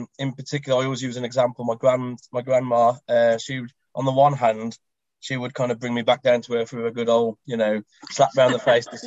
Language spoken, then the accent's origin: English; Black Country, West Midlands, United Kingdom; I was born and bred in the Black Country, which is in the West Midlands